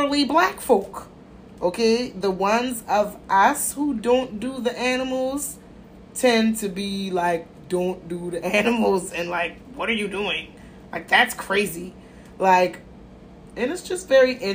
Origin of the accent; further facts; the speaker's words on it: United States; I'm American